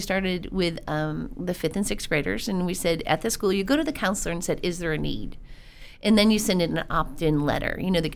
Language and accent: English; Keller, Texas, United States; We're from Keller. We're a family out of Keller that started this nonprofit in 2009.